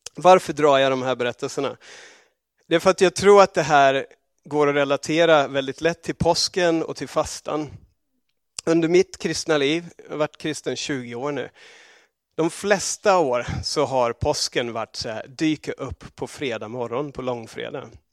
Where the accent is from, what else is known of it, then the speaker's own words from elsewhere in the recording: Australia; moved away; also born or lived in England; i Australien var det inte särskilt känt alls där jag växte upp